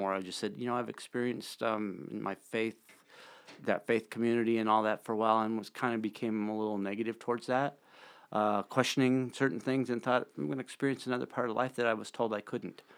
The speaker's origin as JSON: {"language": "English", "town": "Bozeman", "region": "Montana", "country": "United States", "tie": "born or raised there", "also_born_or_lived": "Red Lodge", "moved": "yes", "lives_now": "Billings, United States", "said": "I grew up in Bozeman."}